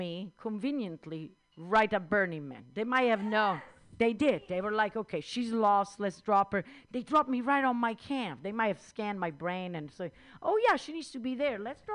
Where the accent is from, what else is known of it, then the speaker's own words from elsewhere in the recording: Rome, Lazio, Italy; accent: Italian; English is a second language; also born or lived in India / Netherlands; now in United States; I was born in that little town in the center of Italy, which I just said the name. It's Rome